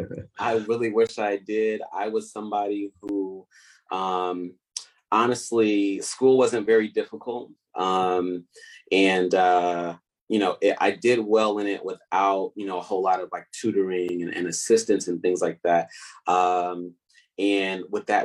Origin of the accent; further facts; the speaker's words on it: Oakland, California, United States; I grew up in Oakland, California, East Oakland to be exact